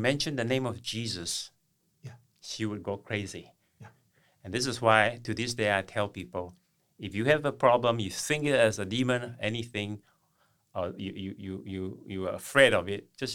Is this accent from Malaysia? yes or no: yes; East Malaysia, Malaysia; moved away; I'm from Malaysia, on the eastern part of Malaysia, which is on the island of Borneo.